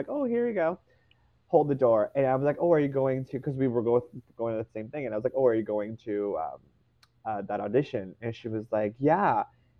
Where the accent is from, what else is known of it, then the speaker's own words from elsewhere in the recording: Canada; I am one person from Canada.